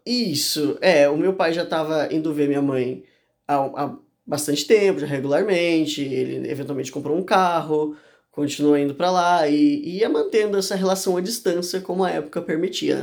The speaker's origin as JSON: {"language": "Portuguese", "town": "Urubici", "region": "Santa Catarina", "country": "Brazil", "tie": "born or raised there", "said": "eu nasci em Urubici, né? No interior de Santa Catarina."}